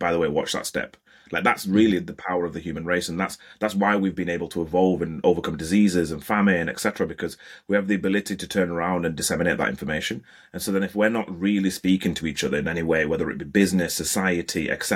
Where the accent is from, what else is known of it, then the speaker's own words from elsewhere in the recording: Bradford, Yorkshire and the Humber, United Kingdom; I love growing up in Bradford